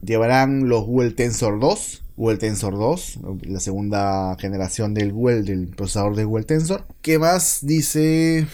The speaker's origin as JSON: {"language": "Spanish", "country": "Peru", "said": "en mi país, Perú"}